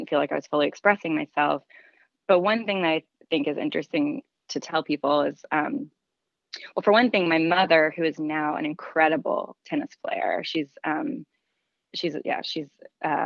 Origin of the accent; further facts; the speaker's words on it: Nashville, Tennessee, United States; I grew up in Nashville, Tennessee